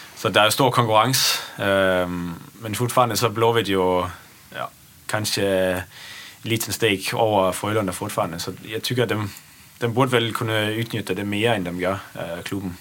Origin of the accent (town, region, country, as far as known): Esbjerg, Southern Denmark, Denmark; born or raised there; Swedish is a second language; moved away as an adult; also born or lived in Netherlands / Gothenburg, Sweden; now in Sweden